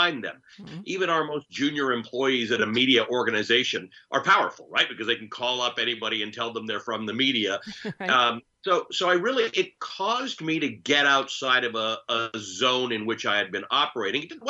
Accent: Canada; also born or lived in Kenya; I'm a Kenyan-born Muslim who grew up in Canada

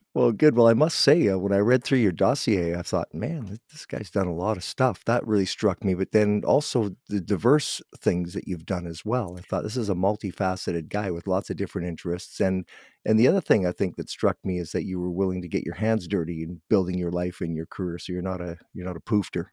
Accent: Guelph, Ontario, Canada; moved away; I'm from Guelph, but we moved out here many years ago

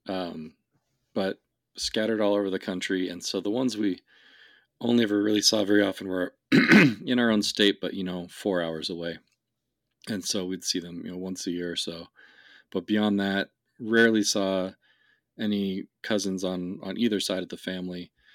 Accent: West Coast, United States; I grew up in the West, on, on the West Coast

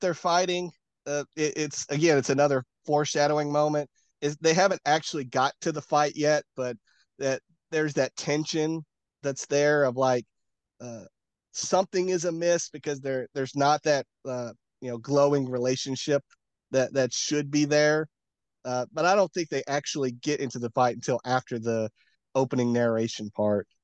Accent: Tennessee, United States; I'm from Tennessee

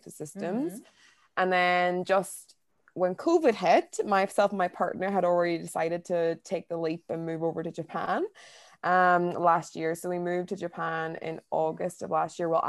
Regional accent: Derry, Northern Ireland, United Kingdom; moved away as an adult; also born or lived in Newcastle / London; I'm originally from Derry in Ireland, but I haven't lived at home for the past 10 years

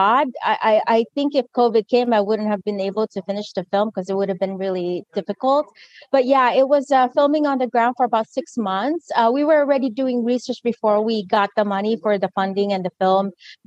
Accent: Philippines; my identity as Filipina and colonized identity

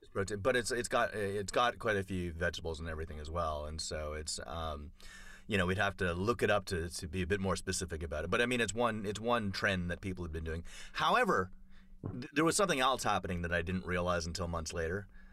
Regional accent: Toronto, Ontario, Canada; moved away; I grew up in Toronto

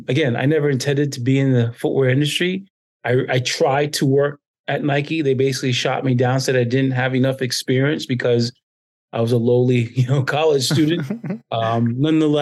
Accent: U.S. Virgin Islands; moved away as an adult; also born or lived in Rhode Island; growing up in the Caribbean and having to deal with a lot of tourism in the Virgin Islands

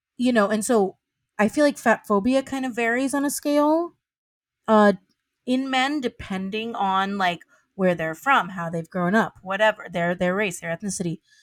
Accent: the South, United States; moved away; I'm from the South, and I would, I would, and from a primarily, like, w, white, white Christian South

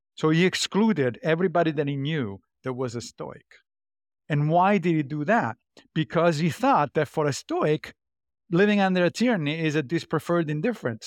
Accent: Rome, Lazio, Italy; I grew up Catholic in Rome, in Italy.

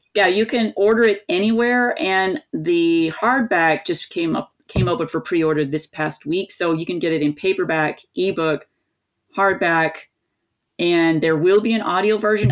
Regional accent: East Tennessee, United States; I grew up in East Tennessee

